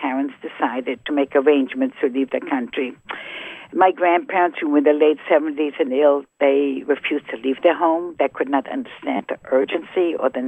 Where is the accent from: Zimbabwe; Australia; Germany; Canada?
Germany; moved away; I was born in Germany